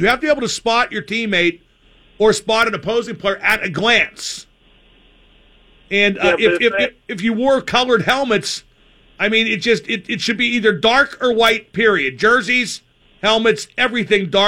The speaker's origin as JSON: {"language": "English", "town": "Reserve Township", "region": "Pennsylvania", "country": "United States", "tie": "born or raised there", "said": "where I grew up in Reserve Township"}